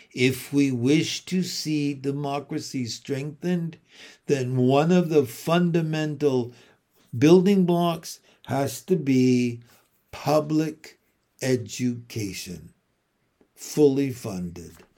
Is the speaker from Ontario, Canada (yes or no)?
yes; St. Catharines, Ontario, Canada; here in my hometown of Saint Catharines